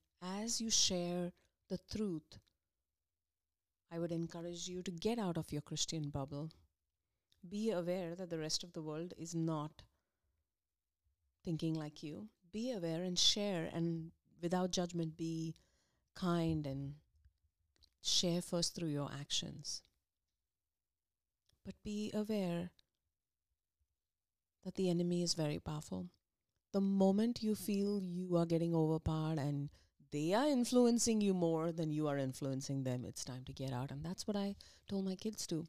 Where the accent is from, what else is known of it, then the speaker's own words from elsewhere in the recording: India; moved away as an adult; now in United States; we came from India